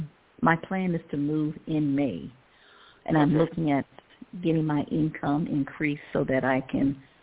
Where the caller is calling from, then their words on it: Ohio, United States; I'm calling from Ohio.